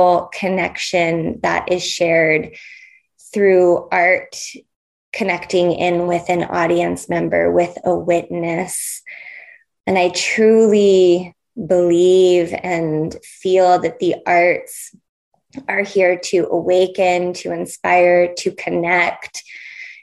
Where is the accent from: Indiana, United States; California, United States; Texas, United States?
California, United States; now in Portland, United States; I'm born and raised in California